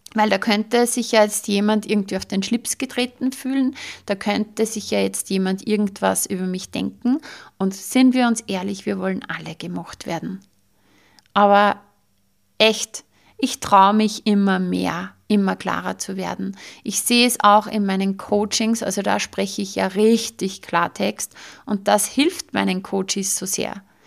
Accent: Austria; bei uns in Österreich

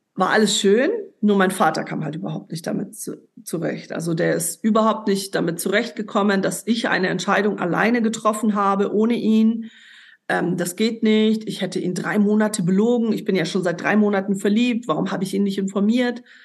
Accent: Ulm, Baden-Württemberg, Germany; moved away as an adult; also born or lived in Lebanon; nach Ulm, also in meine Heimat damals. Ich bin ja dann weggezogen in dem Jahr

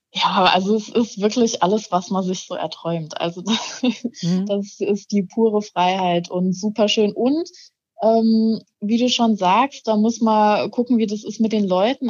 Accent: Saarland, Germany; ich komme aus dem Saarland

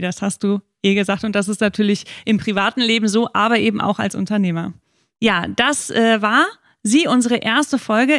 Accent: Hamburg, Germany; Ich komme aus der Stauhauptstadt Deutschlands, aus Hamburg

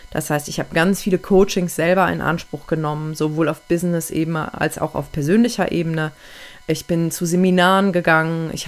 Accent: Aachen, North Rhine-Westphalia, Germany; moved away; Und dann bin ich einige Monate später sogar weggezogen, habe meine Heimat verlassen, weil meine Partnerin über 700 Kilometer von meiner Heimatstadt Aachen entfernt wohnt.

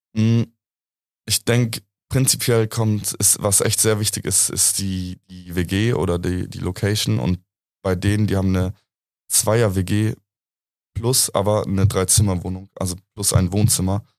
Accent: Munich, Bavaria, Germany; ich bin hier in München eigentlich aufgewachsen. Ich bin seit 23 Jahren hier am Start

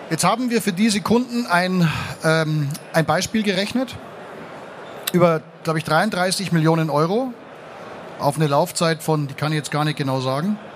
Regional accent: Munich, Bavaria, Germany; Ich komme aus München und es gibt in München in der Innenstadt am Dom gibt's ein Gebäude

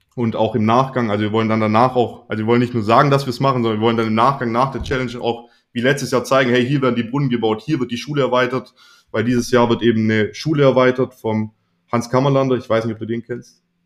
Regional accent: Swabia, Germany; ich bin ja Schwabe

